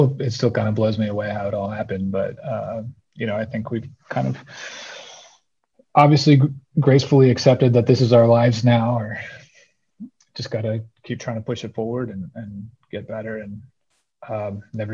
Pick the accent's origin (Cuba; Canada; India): Canada; southeastern British Columbia; also born or lived in New Orleans / Birmingham, Alabama; now in Montana, United States; I grew up in a remote part of British Columbia, southeastern British Columbia, right above the northwestern corner of Montana, which is where I actually live now.